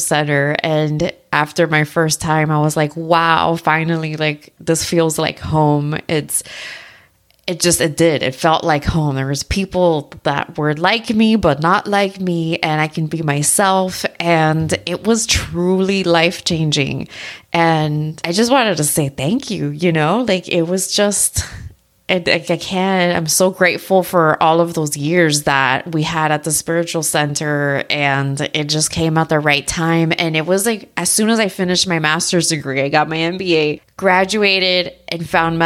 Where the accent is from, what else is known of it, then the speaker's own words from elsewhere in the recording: South Florida, United States; moved away as an adult; also born or lived in Tennessee / Arizona; I was born and raised in South Florida